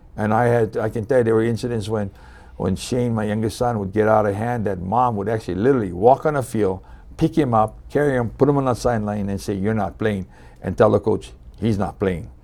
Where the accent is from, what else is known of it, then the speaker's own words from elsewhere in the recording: Hilo, Hawaii, United States; moved away as an adult; also born or lived in Kauai; now in Maui, United States; I was born and raised on the Big Island in Hilo, and I spent most of my youth there.